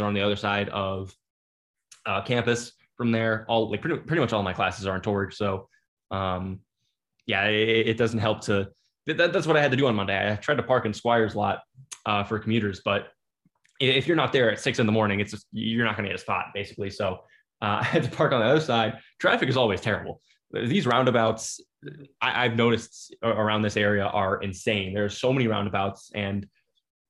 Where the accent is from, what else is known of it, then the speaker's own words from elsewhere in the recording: Michigan, United States; moved away as an adult; now in Virginia, United States; I come from Michigan